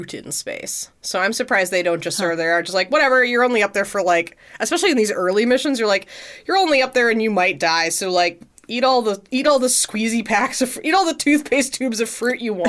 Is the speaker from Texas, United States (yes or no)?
yes; Houston, Texas, United States; I grew up in Houston